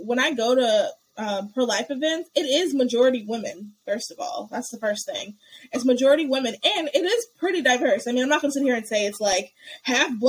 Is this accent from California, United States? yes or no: no; North Carolina, United States; also born or lived in New Jersey; I was from North Carolina